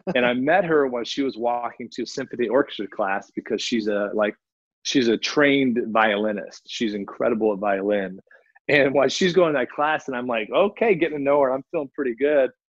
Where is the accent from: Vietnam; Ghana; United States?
United States; Fort Worth, Texas; moved away as an adult; also born or lived in Chicago / Bay Area, California; I was born and raised in Fort Worth, Texas